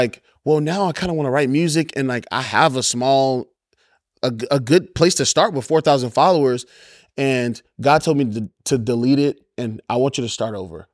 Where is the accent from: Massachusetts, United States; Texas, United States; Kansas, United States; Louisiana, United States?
Louisiana, United States; Baton Rouge; Born and raised in Baton Rouge, Louisiana